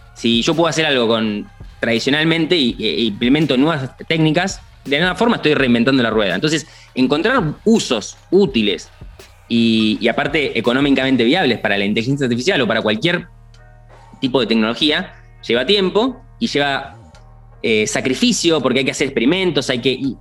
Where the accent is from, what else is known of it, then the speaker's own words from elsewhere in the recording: Argentina; yo como argentino